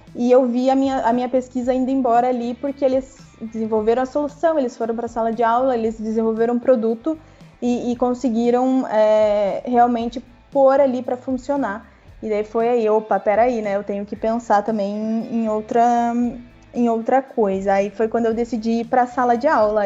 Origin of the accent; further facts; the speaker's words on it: Guarapuava, Paraná, Brazil; Eu morava em Guarapuava, onde eu nasci